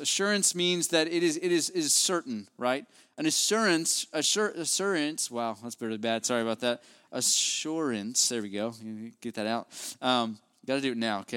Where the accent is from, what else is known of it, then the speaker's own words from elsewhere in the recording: West Virginia, United States; now in Houston, United States; my hometown there in West Virginia